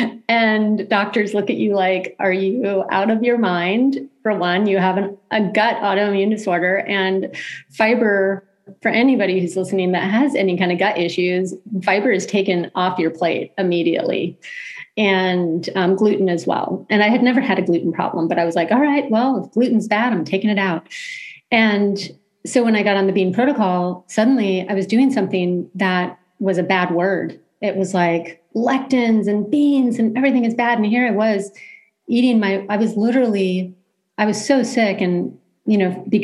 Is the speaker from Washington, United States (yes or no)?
no; California, United States; being a Californian